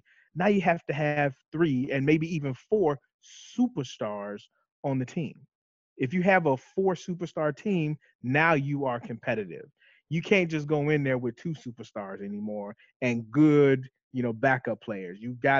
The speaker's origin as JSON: {"language": "English", "town": "Chicago", "region": "Illinois", "country": "United States", "said": "You know, we originally from the Chicagoland era."}